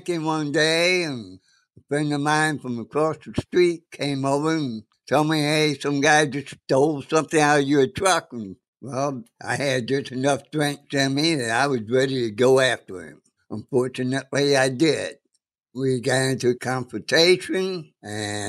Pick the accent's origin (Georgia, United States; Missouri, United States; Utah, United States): Missouri, United States; St. Louis; I grew up in South St. Louis, Missouri